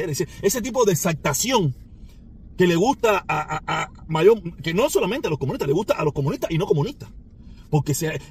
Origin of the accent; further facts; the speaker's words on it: Cuba; moved away; si muchos de nosotros nos fuimos de Cuba sin que nadie nos hiciera nada.